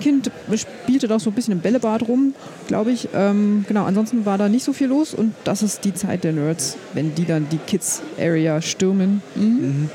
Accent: Germany; ich bin ja in der Nähe von Berlin aufgewachsen

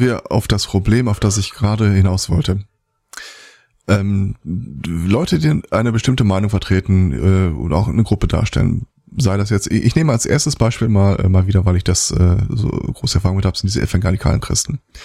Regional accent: Germany; bei uns in Deutschland

